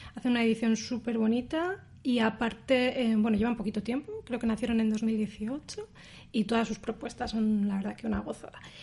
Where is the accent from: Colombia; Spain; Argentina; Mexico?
Spain; Palencia, Castile and León; moved away as an adult; now in Berlin, Germany; del Club de Lectura de Palencia, de mi ciudad natal